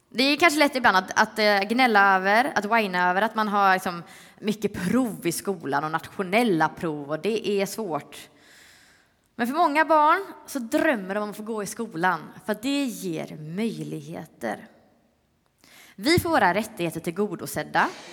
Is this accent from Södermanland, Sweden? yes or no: no; Öckerö, Västra Götaland, Sweden; now in Stockholm, Sweden; Jag är från Öckerö